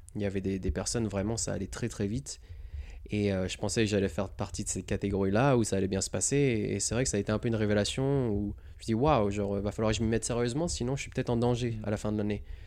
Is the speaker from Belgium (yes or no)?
no; Montélimar, Auvergne-Rhône-Alpes, France; moved away as an adult; also born or lived in Rouen, Normandy / Lyon; now in California, United States; on a déménagé dans le sud. Euh, vers Montélimar. Mm. Donc euh, Rhône-Alpes, Drôme. Et après, euh, j'ai grandi à Montélimar